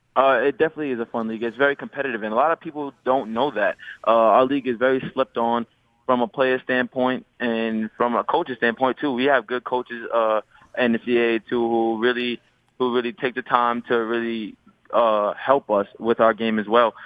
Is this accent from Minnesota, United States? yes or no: no; New York City, New York, United States; I grew up in Laurelton, New York. It's a small place in Queens